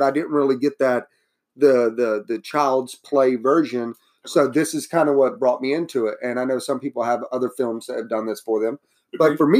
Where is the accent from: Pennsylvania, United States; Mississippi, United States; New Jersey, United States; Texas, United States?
Mississippi, United States; But we're both from Mississippi. We're from the South.